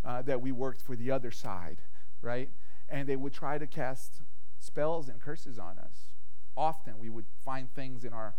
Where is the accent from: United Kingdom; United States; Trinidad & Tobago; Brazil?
Brazil; moved away; growing up in Brazil, my family had a lot of exposure to spirituality.